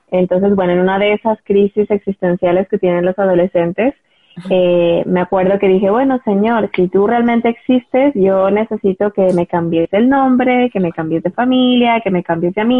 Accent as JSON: {"language": "Spanish", "country": "Ecuador", "also_born_or_lived": "United States", "moved": "yes", "lives_now": "Madrid, Spain", "said": "como bien dijiste, soy de Ecuador eh, y soy española de, corazón"}